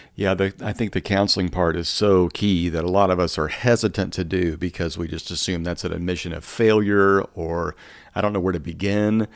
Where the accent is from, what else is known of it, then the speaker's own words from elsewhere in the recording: Midwest, United States; much of the food I grew up on in the Midwest